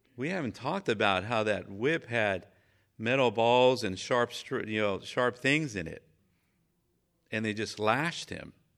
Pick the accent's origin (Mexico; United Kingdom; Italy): Mexico; moved away; I was raised in Mexico